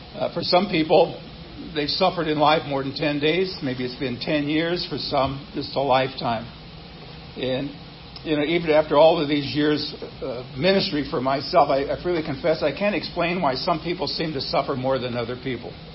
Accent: Nebraska, United States; moved away; growing up in Nebraska, being a Cornhusker fan

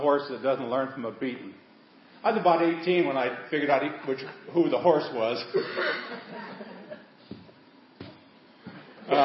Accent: Seward, Nebraska, United States; I was raised in the Holy Land, Seward, Nebraska

